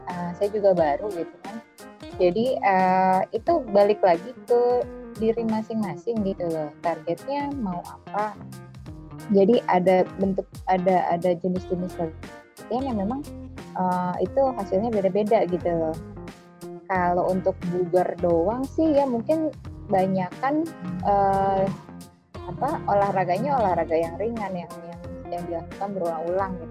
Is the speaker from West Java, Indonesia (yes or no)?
yes; West Java, Indonesia; kalau kasusnya kayak aku kan Sunda banget ya.